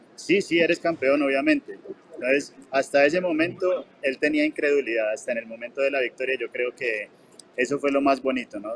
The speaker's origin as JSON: {"language": "Spanish", "region": "Bogotá", "country": "Colombia", "moved": "yes", "lives_now": "Medellín, Colombia", "said": "Bogotá. Estás en mi tierra."}